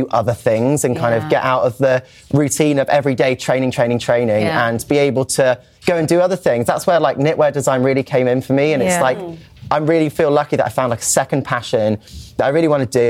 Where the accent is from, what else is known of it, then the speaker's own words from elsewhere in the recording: United Kingdom; I'm British